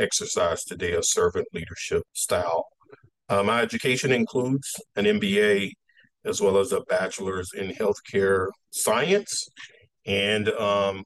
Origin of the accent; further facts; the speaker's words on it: Texas, United States; moved away; I'm originally from Texas, and being common from Texas, I was very active in sports